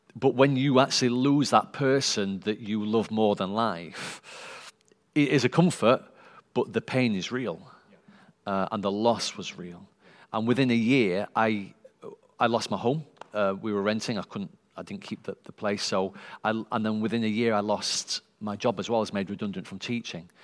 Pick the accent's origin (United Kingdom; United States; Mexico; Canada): United Kingdom; Sheffield, Yorkshire and the Humber; born and bred in Sheffield